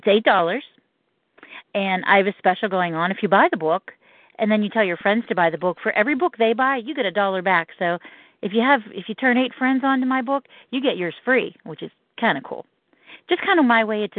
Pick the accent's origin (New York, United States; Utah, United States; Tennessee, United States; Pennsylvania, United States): Pennsylvania, United States; Johnstown; my hometown of Johnstown, Pennsylvania.